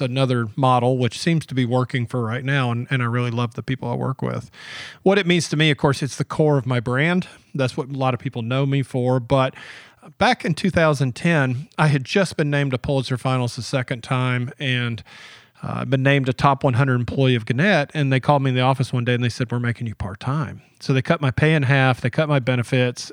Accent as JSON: {"language": "English", "region": "Georgia", "country": "United States", "tie": "born or raised there", "said": "I grew up in Georgia"}